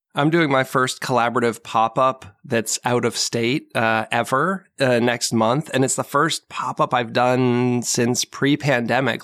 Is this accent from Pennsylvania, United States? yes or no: no; Marlborough, Massachusetts, United States; moved away as an adult; I grew up in Marlboro, Mass